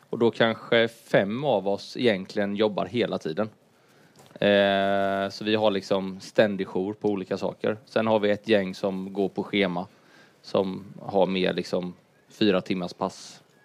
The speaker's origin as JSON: {"language": "Swedish", "town": "Huskvarna", "region": "Jönköping County", "country": "Sweden", "tie": "born or raised there", "moved": "yes", "said": "jag är uppvuxen i Huskvarna"}